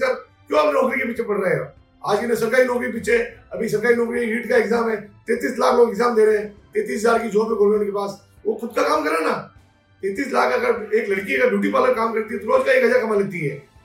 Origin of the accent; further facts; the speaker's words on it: Udaipur, Rajasthan, India; मेरा जन्म उदयपुर में हुआ वायु की गड्डी छोटी जगह हुआ हम गली गली घूमते फिरते थे दोस्तों के साथ